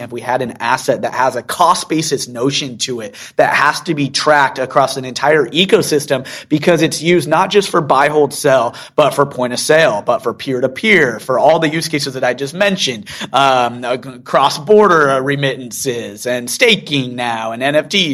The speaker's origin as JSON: {"language": "English", "town": "Seattle", "region": "Washington", "country": "United States", "tie": "born or raised there", "moved": "yes", "lives_now": "Utah, United States", "said": "I actually grew up in Seattle"}